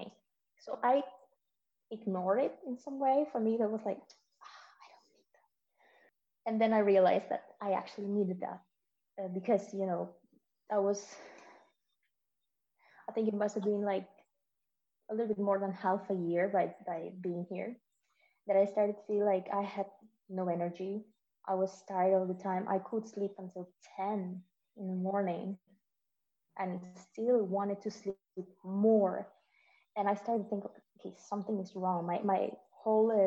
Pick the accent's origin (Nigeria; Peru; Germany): Peru; moved away as an adult; now in Denmark; I come from Peru. I'm 33 years old. I live in Denmark for the last 6 years almost